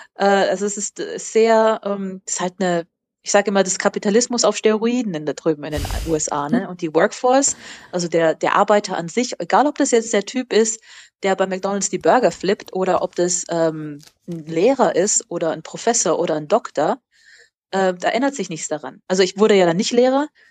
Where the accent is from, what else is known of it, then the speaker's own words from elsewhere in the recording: Germany; moved away as an adult; also born or lived in United States; für mich als Deutsche